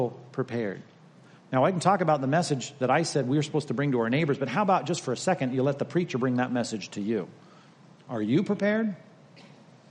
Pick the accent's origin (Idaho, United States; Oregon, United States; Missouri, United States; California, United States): California, United States; we Californians